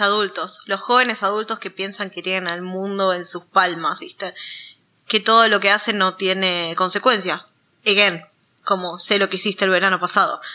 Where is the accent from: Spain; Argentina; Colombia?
Argentina; nosotros, siendo de Argentina